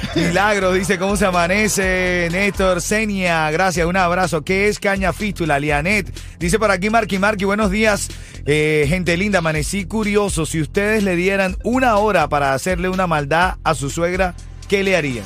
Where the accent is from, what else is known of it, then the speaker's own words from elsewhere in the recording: Venezuela; yo soy venezolano